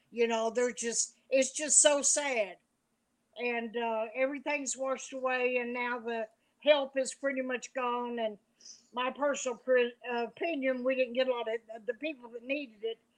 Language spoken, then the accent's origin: English; Blackey, Kentucky, United States; moved away as an adult; also born or lived in Florida; I was raised here in Blackie in the hills, Letcher County, very proud of it